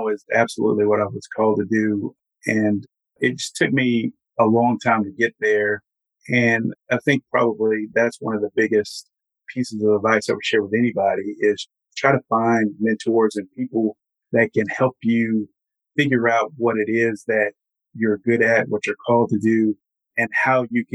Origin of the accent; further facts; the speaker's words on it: Huntsville, Alabama, United States; also born or lived in Jackson County, Alabama; I was born in Jackson County and grew up in Huntsville, Alabama, the Space Center